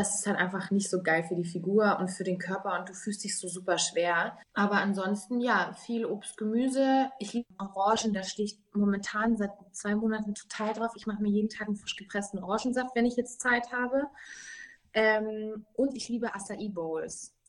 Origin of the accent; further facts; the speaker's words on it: Munich, Bavaria, Germany; ich komme ja aus München